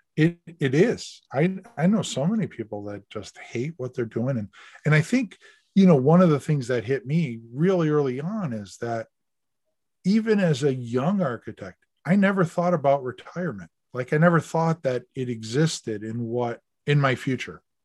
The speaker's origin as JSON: {"language": "English", "area": "the Berkshires", "region": "Massachusetts", "country": "United States", "tie": "born or raised there", "moved": "yes", "said": "I grew up in the Berkshires"}